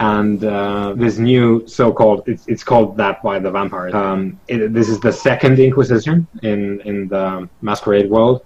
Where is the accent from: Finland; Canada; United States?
Finland; I'm from Finland